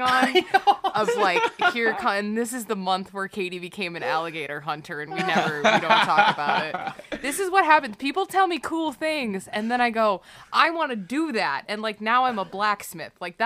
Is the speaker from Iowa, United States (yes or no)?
no; Illinois, United States; I grew up in Illinois.